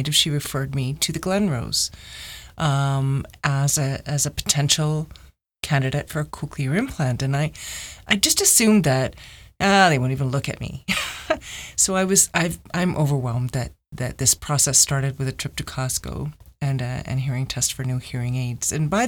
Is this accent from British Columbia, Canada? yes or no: no; Mississauga, Ontario, Canada; I grew up in Mississauga, Ontario, and I had a pretty regular childhood.